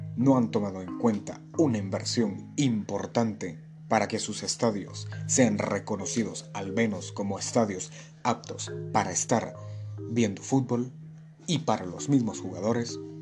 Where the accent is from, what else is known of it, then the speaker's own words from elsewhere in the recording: Guatemala; yo soy de Guatemala, tengo 20 años, toda mi vida he vivido acá